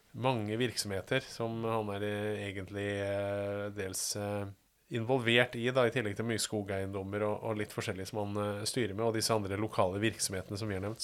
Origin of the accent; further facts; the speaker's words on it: Fredrikstad, Østfold, Norway; selv om jeg er fra Kråkerøy